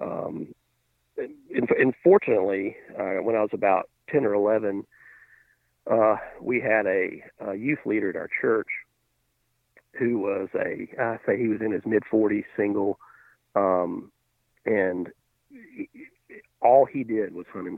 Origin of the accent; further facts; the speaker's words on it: Alabama, United States; I grew up in, Alabama